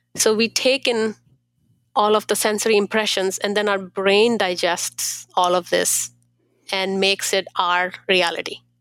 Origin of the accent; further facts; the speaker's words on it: India; now in Columbus, United States; I am from India